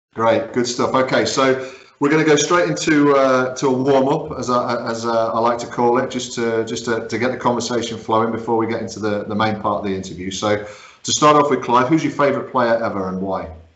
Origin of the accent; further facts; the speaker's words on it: Guernsey; we grew up in Guernsey